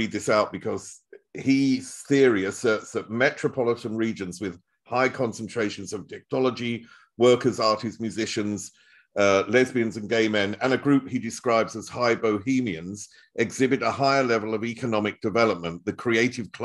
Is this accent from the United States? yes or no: no; United Kingdom; now in Germany; former British person